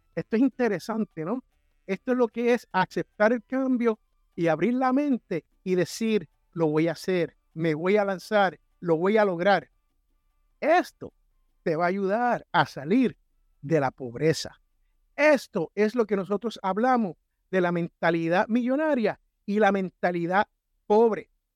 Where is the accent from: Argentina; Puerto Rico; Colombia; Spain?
Puerto Rico; San Juan; moved away; en el barrio donde yo me crié, en Santurce, Barrio Obrero